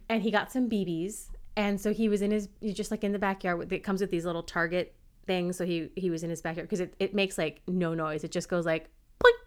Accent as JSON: {"language": "English", "country": "United States", "said": "I'm American"}